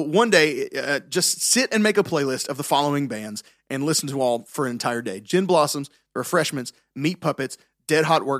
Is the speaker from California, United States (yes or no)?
no; Tennessee, United States; I'm from Tennessee.